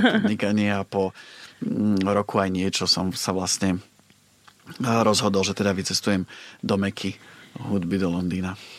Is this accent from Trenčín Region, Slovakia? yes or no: yes; Považská Bystrica, Trenčín Region, Slovakia; moved away as an adult; also born or lived in Bratislava; now in London, United Kingdom; Ja som z Považskej Bystrice